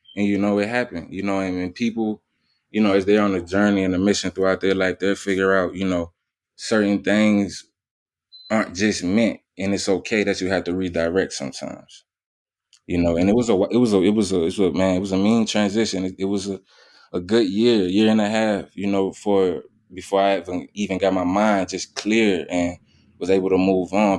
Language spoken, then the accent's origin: English; New Orleans, Louisiana, United States; born and raised in New Orleans, Louisiana